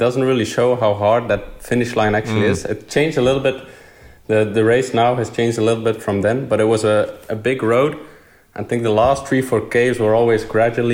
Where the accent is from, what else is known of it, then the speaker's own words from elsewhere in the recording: Bruges, Flanders, Belgium; I grew up in Bruges